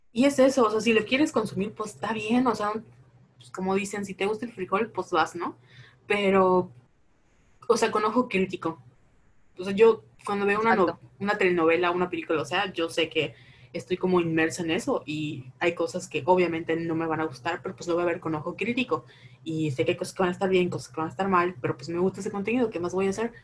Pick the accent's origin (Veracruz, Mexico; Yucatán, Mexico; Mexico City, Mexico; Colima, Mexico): Yucatán, Mexico; Mérida; somos de Mérida, de Yucatán